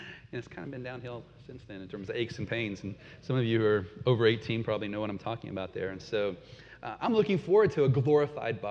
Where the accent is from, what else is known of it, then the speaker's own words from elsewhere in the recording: United States; moved away as an adult; also born or lived in Peru / Canada; as an American living in their midst